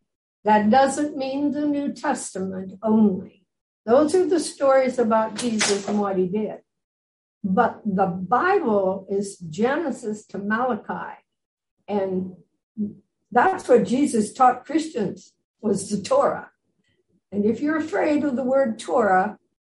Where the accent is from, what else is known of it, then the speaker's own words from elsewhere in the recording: Midwest, United States; moved away as an adult; now in Jerusalem, Israel; I grew up in the Midwest of America